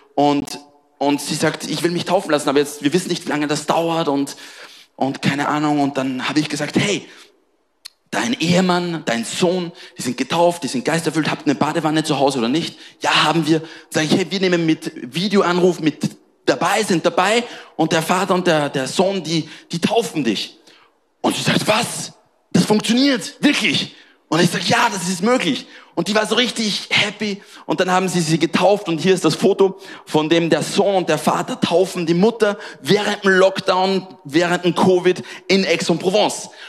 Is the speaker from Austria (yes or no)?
yes; Austria; moved away as an adult; now in Marseille, France; Ich bin in Österreich groß geworden